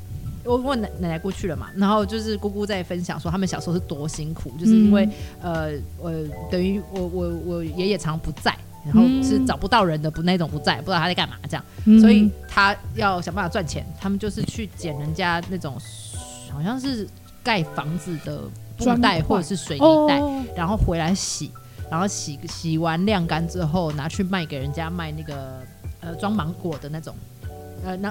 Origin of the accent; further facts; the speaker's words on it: Tainan, Taiwan; moved away; also born or lived in Taipei; 我也是台南人。我爸是关庙人